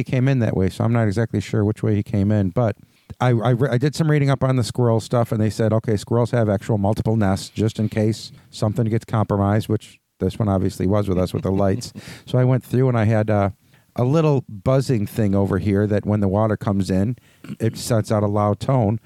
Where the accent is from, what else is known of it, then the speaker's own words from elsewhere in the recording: Buffalo, New York, United States; growing up on the West Side